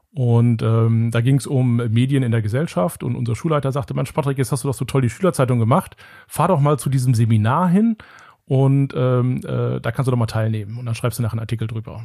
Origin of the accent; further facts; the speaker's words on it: Engelskirchen, North Rhine-Westphalia, Germany; das ist das Engelskirchen, wo ich herkomme